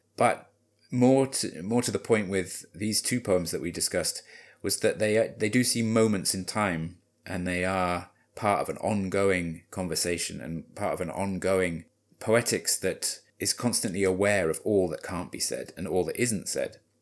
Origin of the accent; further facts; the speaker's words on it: Wales, United Kingdom; I grew up in Wales, so I don't want to mimic the Welsh accent at this point